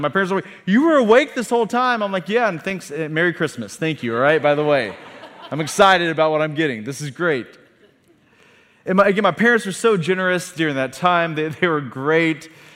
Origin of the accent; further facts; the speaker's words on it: a town 45 minutes north of Tulsa, Oklahoma, United States; we drove forty-five minutes south of my hometown to Tulsa, Oklahoma